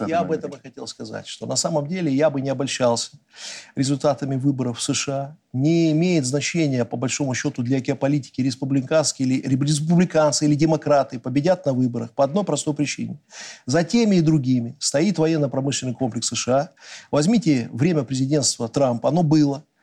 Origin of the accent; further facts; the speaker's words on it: Belarus; Мы никогда белорусы зла не желали. От себя, как белорусский политик, я скажу одно.